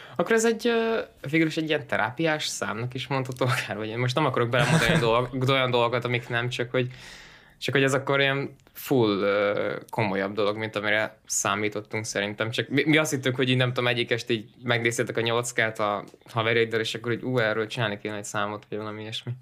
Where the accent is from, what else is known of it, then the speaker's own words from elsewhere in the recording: Szeged, Csongrád-Csanád, Hungary; mi például szegediek vagyunk Danival